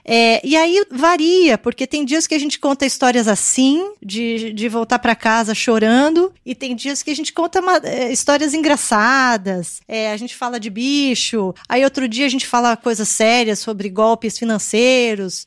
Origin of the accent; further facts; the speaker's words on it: Brazil; also born or lived in Japan; Eu nasci aqui no Brasil. Meus pais são coreanos, nasceram na Coreia.